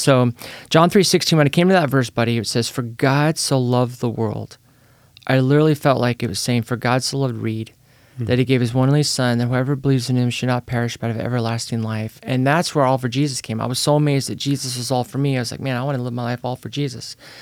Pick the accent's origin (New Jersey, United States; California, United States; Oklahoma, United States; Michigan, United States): California, United States; Petaluma; now in Salem, United States; I was born in Petaluma, California